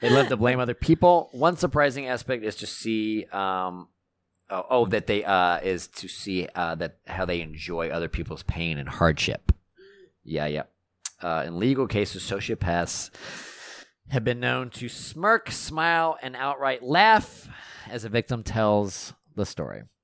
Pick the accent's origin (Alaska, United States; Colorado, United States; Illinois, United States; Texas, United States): Texas, United States; growing up in Texas